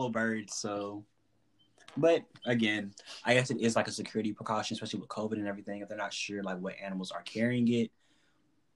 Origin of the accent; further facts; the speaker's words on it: United States; I grew up in America